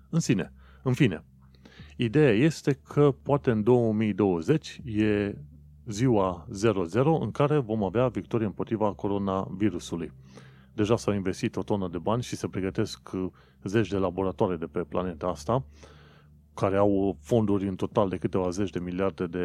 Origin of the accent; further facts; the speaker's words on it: Romania; mă gândeam și eu, ca un român oarecare, uh, de ce oare nu ne-am fi putut bucura și noi de această zi?